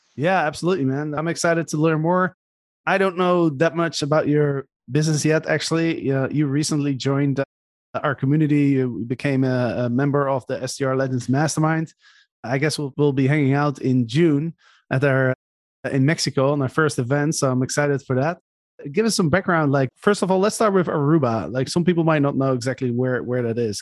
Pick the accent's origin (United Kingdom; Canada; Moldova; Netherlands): Netherlands; I'm from the Netherlands